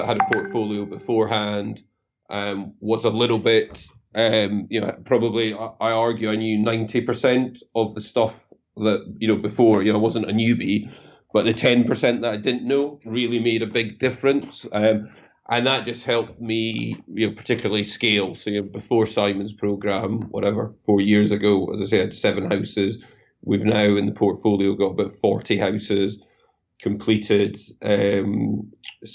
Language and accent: English; Scotland, United Kingdom; I'm Scottish